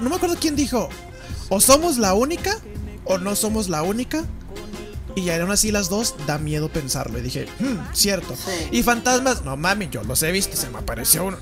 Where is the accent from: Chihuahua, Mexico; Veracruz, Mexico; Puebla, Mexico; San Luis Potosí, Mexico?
Chihuahua, Mexico; Acá, en mi tierrita, güey. En la aldea escondida entre los burritos.